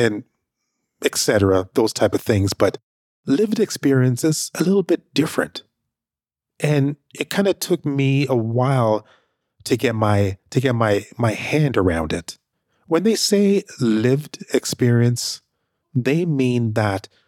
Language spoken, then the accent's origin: English; Canada; also born or lived in Jamaica; currently, I live in Canada. I was raised up in Canada